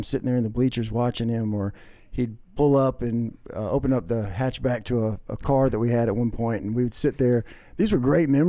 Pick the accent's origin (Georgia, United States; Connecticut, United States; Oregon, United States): Georgia, United States; Augusta; also born or lived in California / Illinois / Texas; I was born in California, went to Illinois, to Texas, ended up back in Georgia, or here in Georgia, by the time I was in the third grade. So was raised here in the Augusta area. I went to Greenbrier High School.